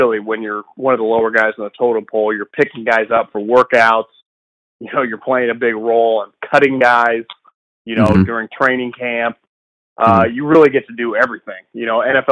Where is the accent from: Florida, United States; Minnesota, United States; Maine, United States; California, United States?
California, United States; Davis; I'm actually from Davis